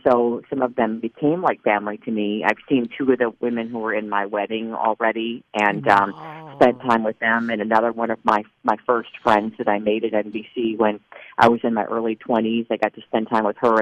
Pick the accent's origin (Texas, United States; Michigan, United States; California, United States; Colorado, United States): Colorado, United States; moved away; my hometown neck of the woods